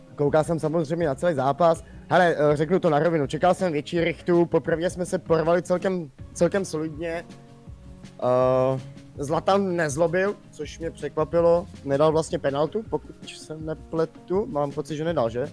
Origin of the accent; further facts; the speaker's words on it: Czechia; jsem Čech